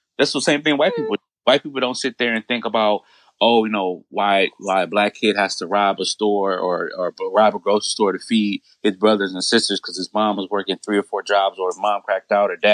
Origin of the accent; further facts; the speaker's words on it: United States; As American citizens